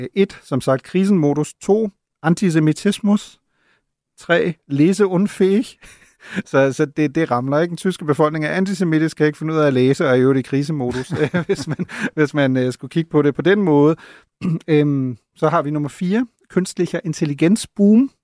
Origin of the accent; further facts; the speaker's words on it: Germany; now in Denmark; som tysker